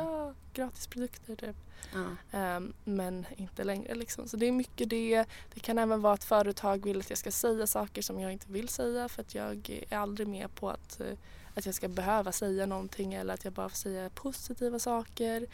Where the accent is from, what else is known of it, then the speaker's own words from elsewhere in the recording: Sweden; jag är svensk